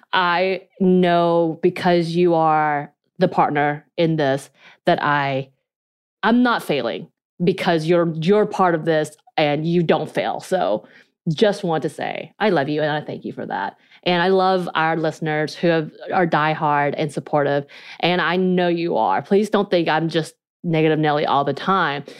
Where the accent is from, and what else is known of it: North Georgia, United States; accent: North Georgia mountain accent; Korean accent; first language Korean; English is a second language